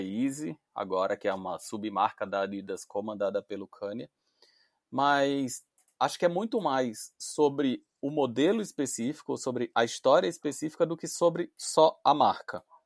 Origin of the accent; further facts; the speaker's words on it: Recife, Pernambuco, Brazil; pelo meu sotaque você já ouviu que eu não sou de São Paulo, eu sou de Recife